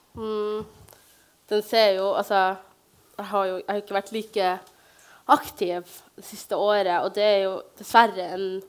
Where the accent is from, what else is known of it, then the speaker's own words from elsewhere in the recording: Bodø, Nordland, Norway; vokse opp i Bodø, en veldig fin by hvor jeg ble tatt varmt imot